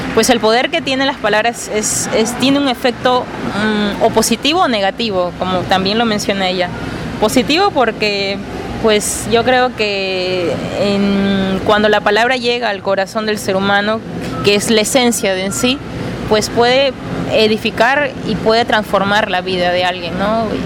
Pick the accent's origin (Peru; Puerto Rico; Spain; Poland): Peru; Yo vengo de Perú